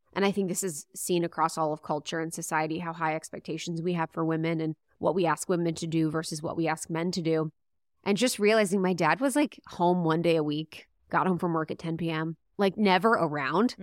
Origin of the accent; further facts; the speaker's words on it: Midwest, United States; we're Catholic, we grew up in Midwest